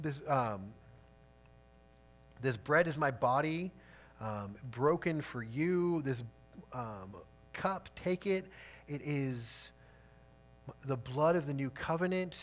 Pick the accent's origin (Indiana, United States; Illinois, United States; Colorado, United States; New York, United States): Illinois, United States; outside Chicago; I grew up outside Chicago